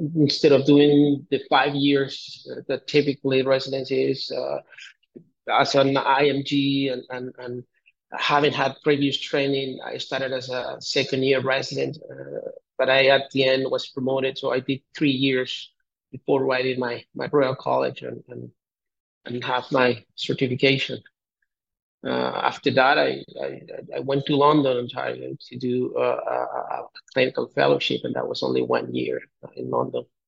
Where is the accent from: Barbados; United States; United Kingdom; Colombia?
Colombia; moved away as an adult; also born or lived in Bogota, Colombia / Canada; I'm originally from Colombia and I uh, did my med school. I'm from a very small town here in Colombia. I I uh, went to Bogota, did my high school there